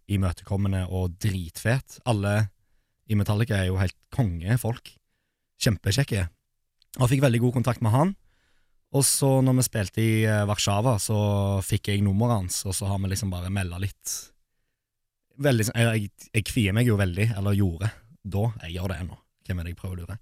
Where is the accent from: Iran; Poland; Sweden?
Poland; now in Norway; jeg er fra Polen